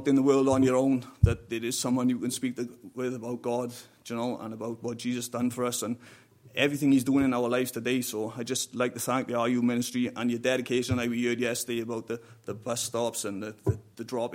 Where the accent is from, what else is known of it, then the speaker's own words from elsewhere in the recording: South Wales Valleys, United Kingdom; moved away as an adult; now in Ireland; I'm from the South Wales Valleys